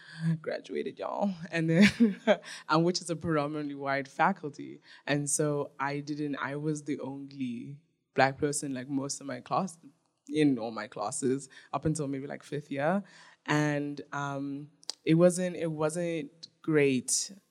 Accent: South Africa; also born or lived in Nigeria; And so when I tell people where I'm from, I'm like, oh, I'm Nigerian, and I was raised in South Africa.

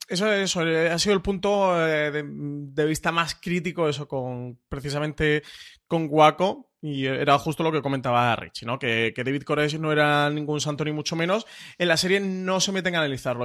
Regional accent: Spain; nosotros como público español

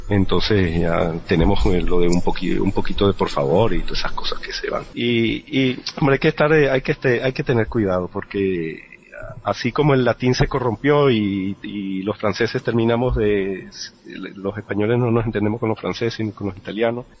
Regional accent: Venezuela; accent: Venezuelan; yo no estoy renunciando a mi acento venezolano, que es eh, totalmente venezolano

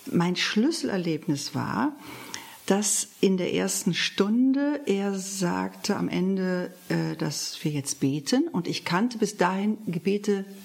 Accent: Solingen, North Rhine-Westphalia, Germany; ich komme aus Solingen, also Rheinland-Bergisches Land, ähm, bin geboren 1957

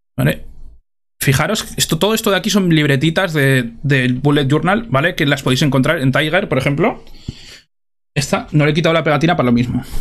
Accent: Spain; como somos españoles

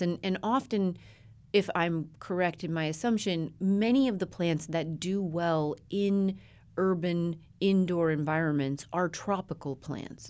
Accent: Colorado, United States; moved away; My best friend growing up in Colorado

